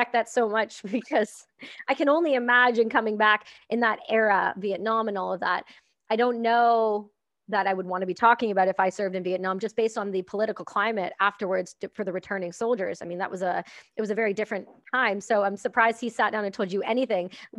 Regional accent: Canada; I'm Canadian

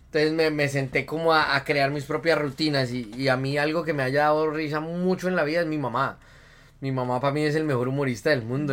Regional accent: Boyacá, Colombia; yo soy un boyacense, completamente boyacense. Bueno, mi mamá es de Santander, de una parte de Colombia que se llama Santander, mi papá es de Boyacá, yo nací en Boyacá, en un pueblito que se llama Genesano

